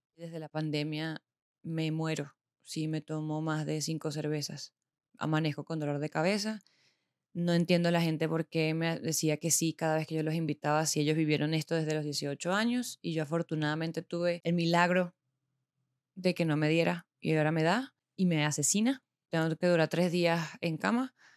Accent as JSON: {"language": "Spanish", "country": "Venezuela", "also_born_or_lived": "Bogotá, Colombia / Medellín, Colombia", "moved": "as an adult", "lives_now": "Colombia", "said": "Soy venezolana, como se darán cuenta"}